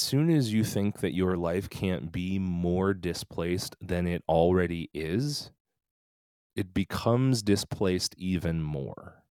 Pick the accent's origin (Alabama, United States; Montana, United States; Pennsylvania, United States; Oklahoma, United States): Pennsylvania, United States; Philadelphia; also born or lived in Korea; becoming a priest in the Episcopal Church in my hometown of Philadelphia